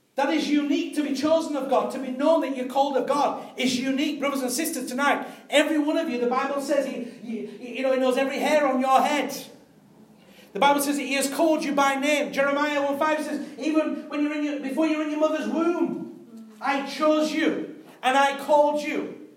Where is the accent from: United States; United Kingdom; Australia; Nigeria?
United Kingdom